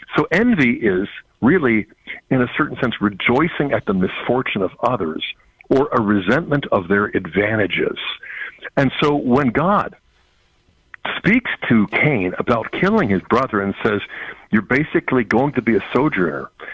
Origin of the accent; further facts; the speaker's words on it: United States; as American Catholics